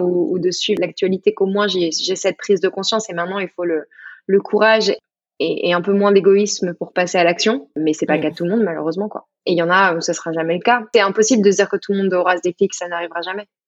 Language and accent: French; Burgundy, Bourgogne-Franche-Comté, France; je suis de Bourgogne